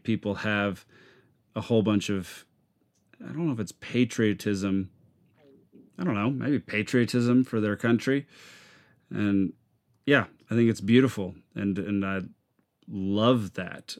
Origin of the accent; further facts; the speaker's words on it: Texas, United States; I introduce myself as a Texan